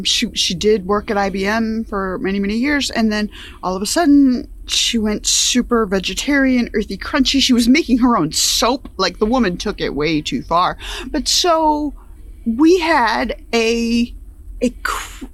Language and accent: English; upstate New York, United States; we grew up in upstate New York, so my pattern and style of speech, my accent, is pretty much how people sounded there.